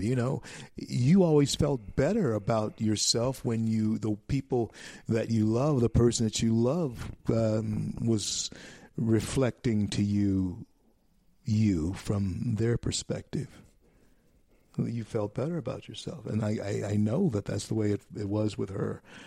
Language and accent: English; Shreveport, Louisiana, United States; Shreveport, Louisiana, my hometown born in Confederate Memorial Hospital